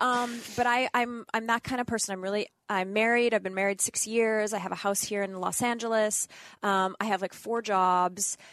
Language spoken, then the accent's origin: English; Northern Canada, Canada; moved away; I grew up in Northern Canada